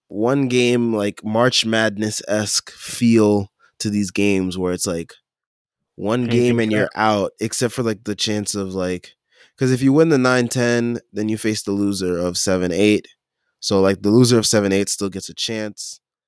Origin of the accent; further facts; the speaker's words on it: Brooklyn, New York, United States; So I'm from Brooklyn. So like, I have even more of a right to like be able to hate them just because like, I'm from